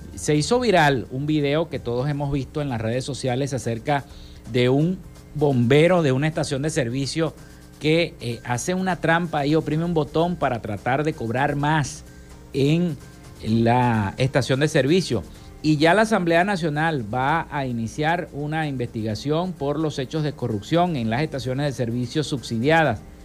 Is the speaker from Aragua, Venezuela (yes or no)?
no; Maracaibo, Zulia, Venezuela; nuestra ciudad de Maracaibo